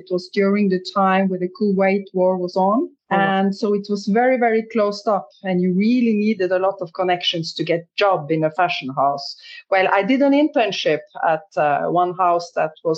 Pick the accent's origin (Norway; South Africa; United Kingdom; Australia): Norway; moved away as an adult; also born or lived in Berlin; now in Paris, France; I'm from Norway